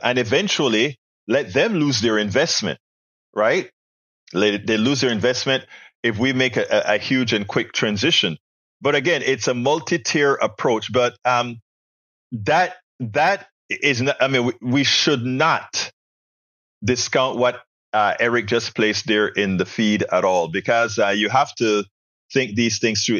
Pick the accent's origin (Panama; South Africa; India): Panama; moved away; also born or lived in Texas; we in school in Panama